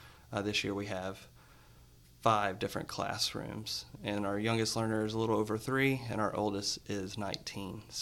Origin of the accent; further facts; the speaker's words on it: West Tennessee, United States; moved away as an adult; now in Nashville, United States; I'm from West Tennessee. Moved to Nashville 15 years ago to come to Lipscomb